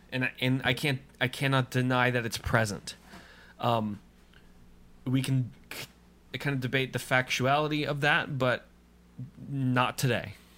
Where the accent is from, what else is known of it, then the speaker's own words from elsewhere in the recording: United States; I am Christian long before I am American.